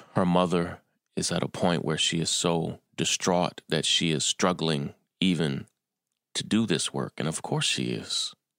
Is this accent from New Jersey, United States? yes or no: no; Kentucky, United States; moved away as an adult; also born or lived in California / Atlanta; now in New York, United States; I was born and raised in Kentucky